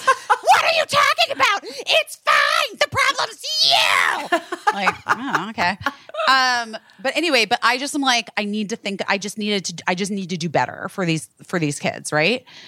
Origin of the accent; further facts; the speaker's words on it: California, United States; moved away; I am from California. I know my berries.